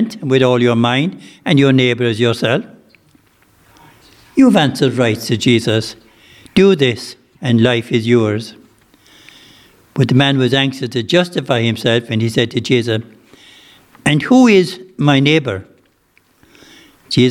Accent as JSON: {"language": "English", "area": "West Limerick", "region": "Munster", "country": "Ireland", "said": "I'm from West Limerick"}